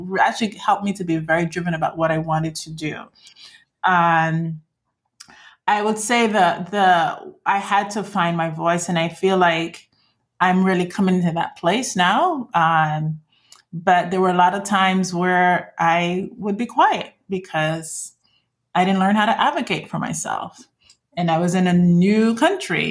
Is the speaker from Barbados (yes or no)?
yes; Barbados; moved away as an adult; also born or lived in Iowa / Mississippi; I left Barbados, came for college.